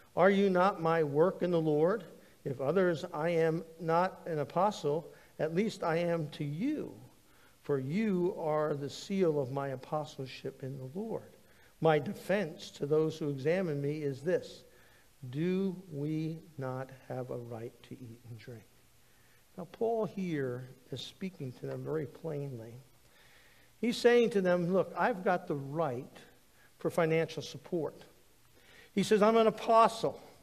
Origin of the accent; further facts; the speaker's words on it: United States; growing up in the United States, I had a great history teacher